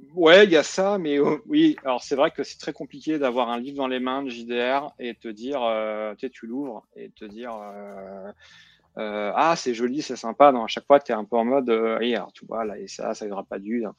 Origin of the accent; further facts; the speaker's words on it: Nancy, Grand Est, France; moved away; Quand tu grandis à Nancy, l'Alsace, c'est là où tu vas en vacances.